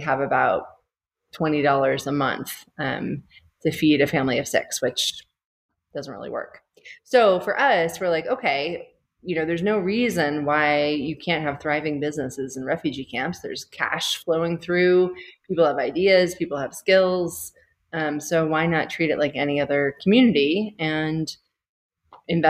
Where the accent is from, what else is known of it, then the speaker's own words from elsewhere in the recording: United States; moved away as an adult; now in Rwanda; I'm American, but have not been in the U.S. As a place of doing work for a very long time.